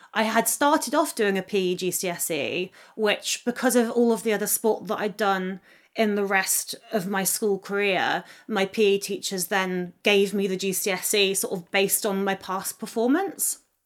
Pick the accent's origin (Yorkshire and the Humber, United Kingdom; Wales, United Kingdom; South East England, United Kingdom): South East England, United Kingdom; Oxfordshire; I grew up in the countryside on the edge of Oxfordshire.